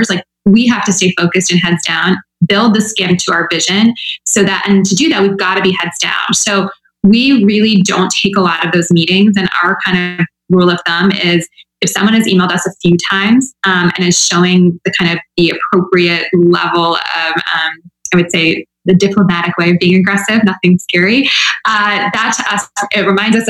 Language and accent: English; Midwest, United States; I'm from the Midwest too.